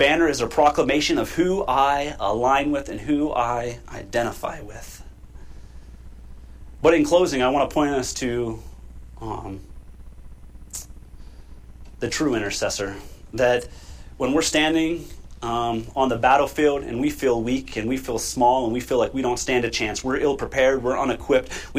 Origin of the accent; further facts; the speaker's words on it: United States; We are American citizens